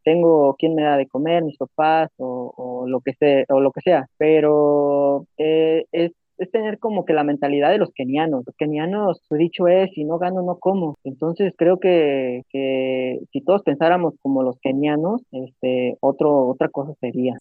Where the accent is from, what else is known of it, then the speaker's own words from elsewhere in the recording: Jalisco, Mexico; primero jalisciense